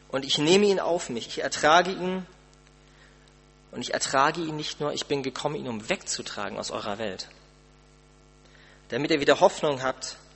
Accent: Germany; Man muss doch, als Deutscher doch umso mehr, man muss doch irgendwas tun können.

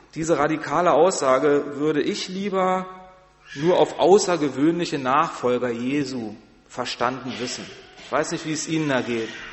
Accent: Berlin, Germany; moved away as an adult; now in Barmstedt, Germany; ich komme aus Berlin, ist eine große Stadt

